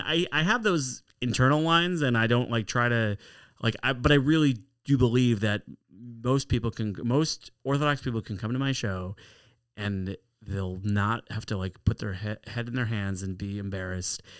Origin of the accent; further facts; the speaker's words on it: Chicago, Illinois, United States; I was born in Chicago. I went to Ari Crown Heber Day School, Fell Elementary School.